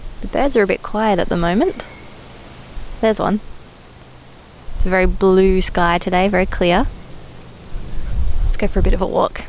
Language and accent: English; Mandurah, Western Australia, Australia; moved away as an adult; also born or lived in Perth, Australia; now in South Africa; my hometown is about an hour south of Perth in a town called Mandurah.